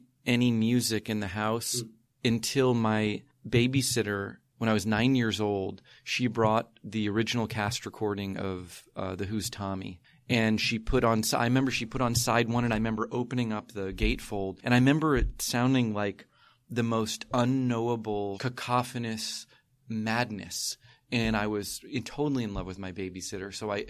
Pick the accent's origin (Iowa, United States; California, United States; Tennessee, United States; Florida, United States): Florida, United States; rural north central; now in San Francisco, United States; I'm from Florida. I'm from rural north central Florida, like Gainesville, Suwannee River, Williston, Jacksonville.